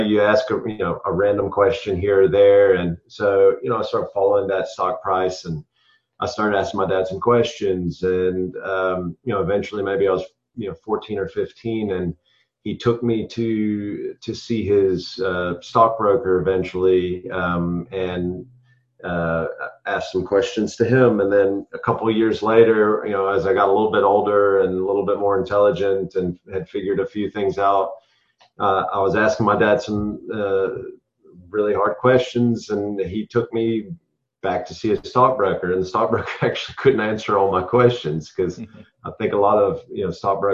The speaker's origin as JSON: {"language": "English", "country": "United States", "tie": "born or raised there", "also_born_or_lived": "South Africa", "moved": "as an adult", "lives_now": "Savannah, United States", "said": "I was born and raised in America"}